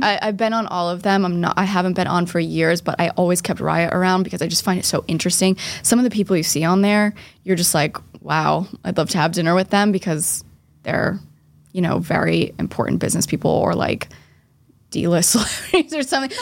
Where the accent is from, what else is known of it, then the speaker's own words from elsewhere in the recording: Boston, Massachusetts, United States; I'm from Boston